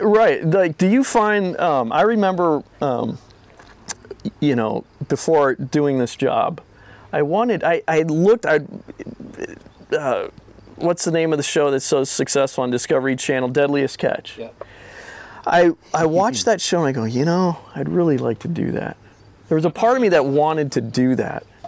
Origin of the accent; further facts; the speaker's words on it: Minnesota, United States; I'm from Minnesota.